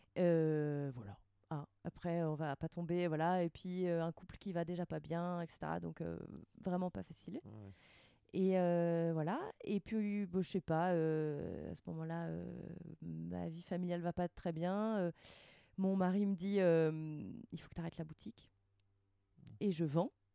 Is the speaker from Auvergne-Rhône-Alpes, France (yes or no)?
no; Rouen, Normandy, France; moved away as an adult; also born or lived in Paris; now in Annecy, France; j'ai grandi en Normandie, mais mes parents sont bretons.